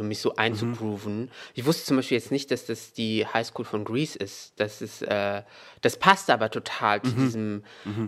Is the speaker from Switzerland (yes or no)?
no; Meknes, Fès-Meknès, Morocco; moved away; in Meknes, da wo ich aufgewachsen bin